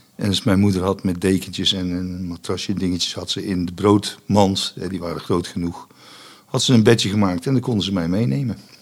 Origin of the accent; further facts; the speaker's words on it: Vught, North Brabant, Netherlands; also born or lived in Enschede; in Enschede. En eh, bij mijn adoptie verhuisd naar Brabant